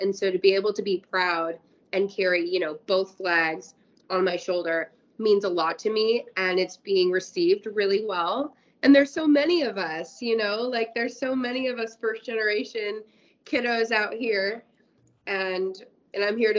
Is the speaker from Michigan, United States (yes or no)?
no; Kansas, United States; also born or lived in New Jersey; So I was born in New Jersey. And so I will always, New Jersey will always be, a special place. Most of my family lives in Jersey. And we moved to Kansas when I was a young kid and I grew up there.